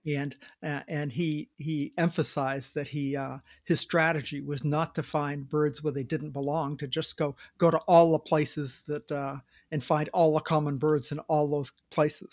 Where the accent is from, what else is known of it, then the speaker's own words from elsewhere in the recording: Maine, United States; when I grew up in Maine, we had a coal cellar.